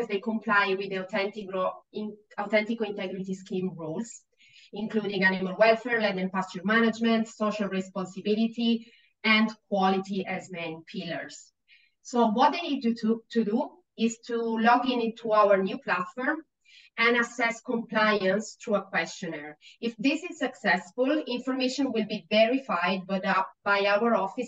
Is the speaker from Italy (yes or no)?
yes; Italy; English is a second language; moved away as an adult; now in Australia; So, I don't come from this country. I come from Italy